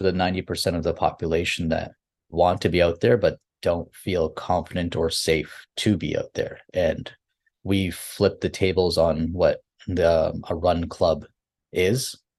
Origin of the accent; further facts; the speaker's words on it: Fiji; moved away; because we here in the community, I'm an immigrant from Fiji, we're known as laborers when you move to, because that's all you have access